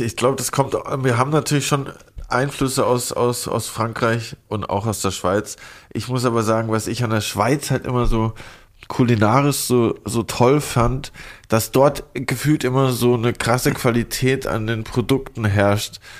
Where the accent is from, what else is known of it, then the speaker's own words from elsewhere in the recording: Lörrach, Baden-Württemberg, Germany; moved away as an adult; also born or lived in Stuttgart / Rheinfelden; now in Berlin, Germany; aus meiner alten Heimat Lörrach bei Basel, wo ich bis ich 18 war gewohnt habe